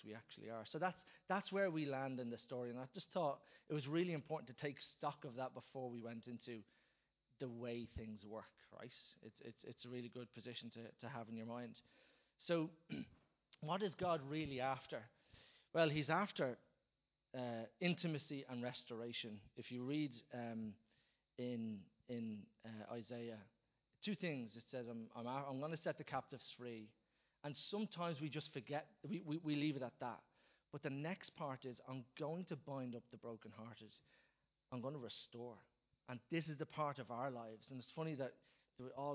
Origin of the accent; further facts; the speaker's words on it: Dublin, Leinster, Ireland; us as Dubliners or wherever you're from, as Irish people